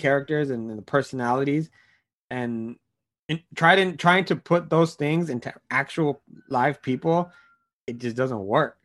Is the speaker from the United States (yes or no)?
yes; United States; as an American